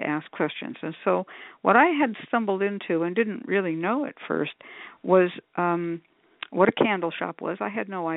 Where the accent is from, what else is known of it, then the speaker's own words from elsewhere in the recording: Berkeley, California, United States; also born or lived in San Francisco, California / Oakland, California; I was born in San Francisco and raised pretty much in Berkeley and in Oakland